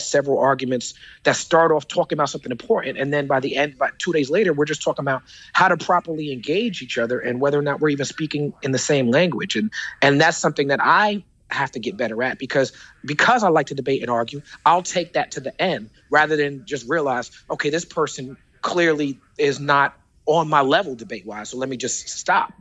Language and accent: English; New York City, New York, United States; I am the rapper from Brooklyn